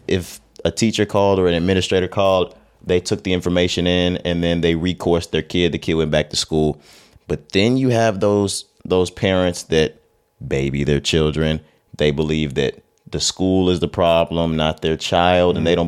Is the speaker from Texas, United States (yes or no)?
yes; Texas, United States; You know, we're from Texas. The listenership and the viewership knows this by now. But we're Texas boys.